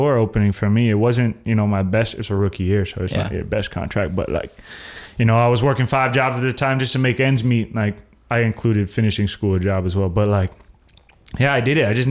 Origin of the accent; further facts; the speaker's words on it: Tampa, Florida, United States; I'm from Florida, 813 kid.